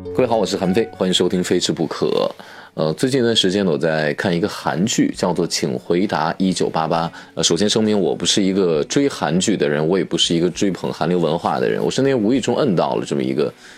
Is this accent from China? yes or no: yes; China; 我们中国人席地而坐的这种戏剧制的文化